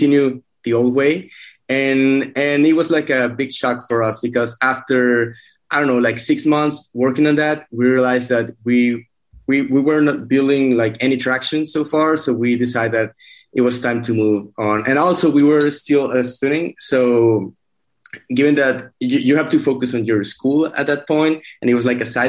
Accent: Mexico; moved away as an adult; also born or lived in Monterrey, Mexico; now in Austin, United States; I'm from Mexico. I've been here in Austin for almost 2 years now

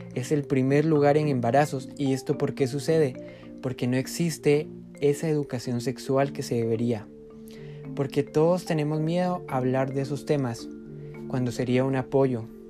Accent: Huehuetenango, Guatemala; Como guatemaltecos

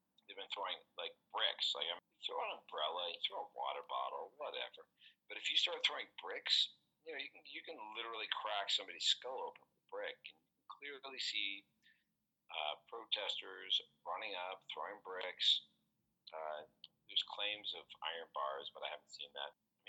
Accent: Canada; now in Hong Kong; I come from Canada. A lot of Canadians get very misty-eyed about the territory

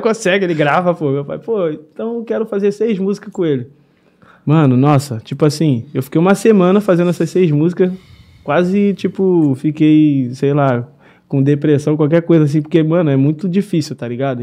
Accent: Nova Iguaçu, Rio de Janeiro, Brazil; Sou direto da Baixada Fluminense, Alche, Nova Iguaçu

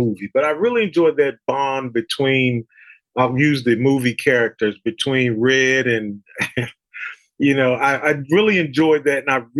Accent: East Coast, United States; Growing up on the East Coast, whenever I can go out west and warm up and experience that the low humidity, I'm excited to go.

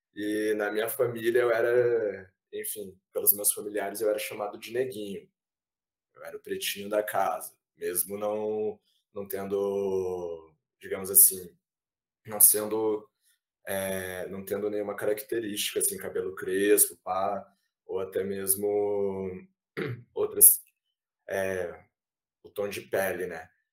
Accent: Ponta Grossa, Paraná, Brazil; also born or lived in Curitiba; now in Maringá, Brazil; apesar de ter nascido em Curitiba, é, morei pouco em Curitiba, morei muito tempo em Ponta Grossa

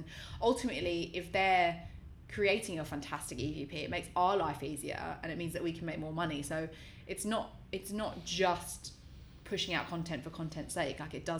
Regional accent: Australia; I'm Australian

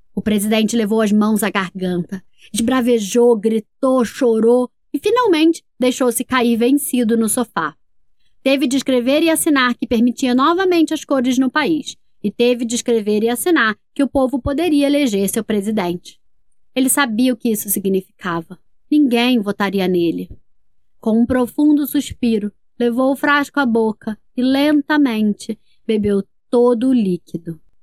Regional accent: Brasília, Federal District, Brazil; eu sou de Brasília, Distrito Federal

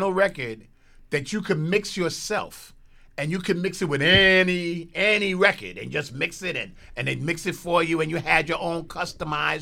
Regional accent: New York City, New York, United States; We're from Soundview

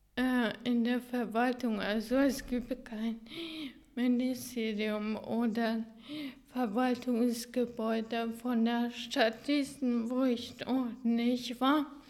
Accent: Hungary; German is a second language; now in Germany; dass ich mein Heimatland in, in äh, diesen äh, Schulen präsentiert habe

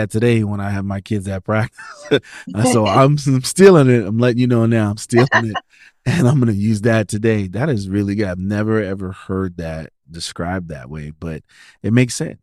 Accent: New York City, New York, United States; moved away as an adult; also born or lived in Sioux City, Iowa; I'm originally from New York City

